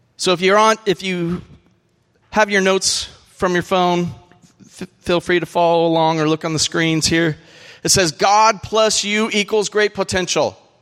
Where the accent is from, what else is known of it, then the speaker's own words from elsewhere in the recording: California, United States; moved away; I am from a place where they have these things called sequoias